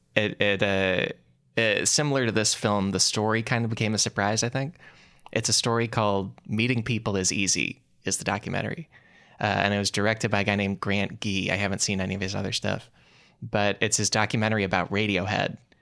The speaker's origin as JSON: {"language": "English", "area": "outside Chicago", "region": "Illinois", "country": "United States", "tie": "born or raised there", "said": "growing up outside Chicago"}